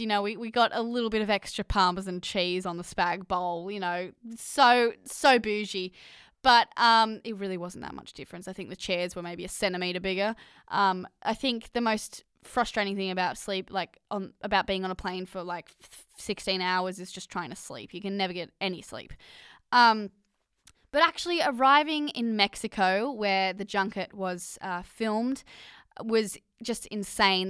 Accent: Australia; accent: Australian; my Australian accent

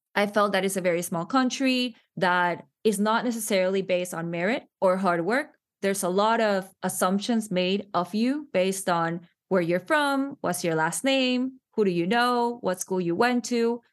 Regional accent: Panama; moved away as an adult; now in United States; I am from Panama. I was born and raised there.

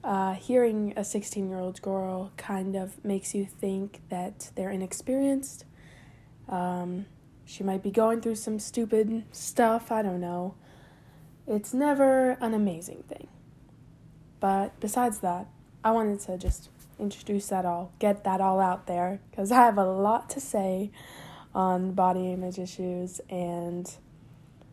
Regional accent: San Juan, Puerto Rico; I was born and raised in San Juan, Puerto Rico

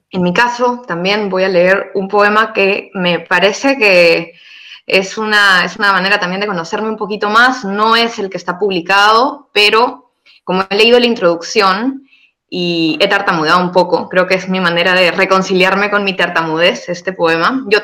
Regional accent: Peru; moved away; Yo soy de Perú, y me quedé y sigo aquí.

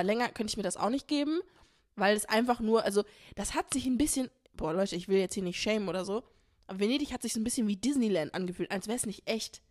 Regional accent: Essen, North Rhine-Westphalia, Germany; wir kommen aus Essen

